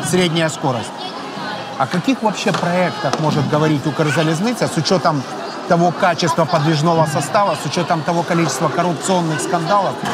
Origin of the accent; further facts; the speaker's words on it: Kyrylivka, Zaporizhzhia Oblast, Ukraine; я в месте, где я вырос, а я вырос в Кирилловке.